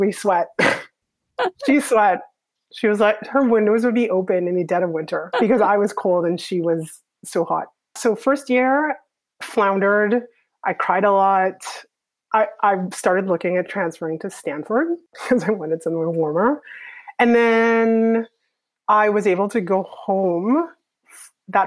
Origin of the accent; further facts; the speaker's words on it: Trinidad & Tobago; moved away as an adult; also born or lived in Canada / Hanover, New Hampshire / New York; now in Toronto, Canada; even though I grew up in Trinidad, I was actually born in Canada